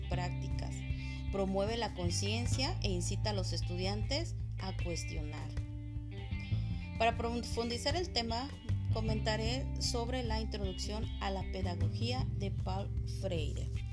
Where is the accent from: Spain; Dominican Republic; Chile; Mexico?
Mexico; Morelos; also born or lived in State of Mexico; Soy del estado de Morelos y trabajo a nivel secundaria en el estado de México